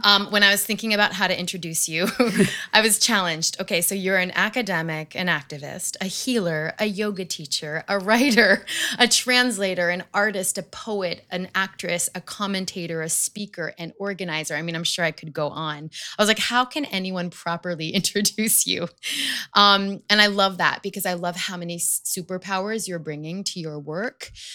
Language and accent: English; outside of Manhattan, New York, United States; the school that I grew up in outside of Manhattan